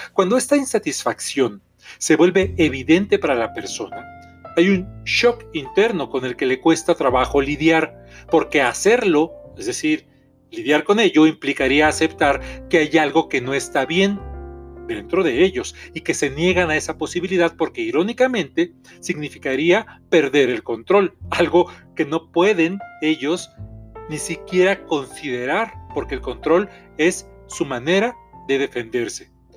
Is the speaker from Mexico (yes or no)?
yes; Mexico; soy terapeuta mexicano